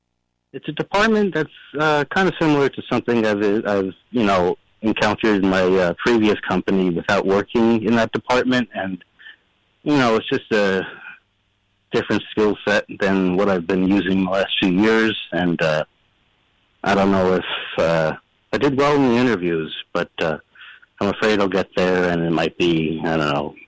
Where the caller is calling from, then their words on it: Inwood, New York, United States; I'm from Inwood, where I just found out last week that … apparently lived here until he was 8 years old.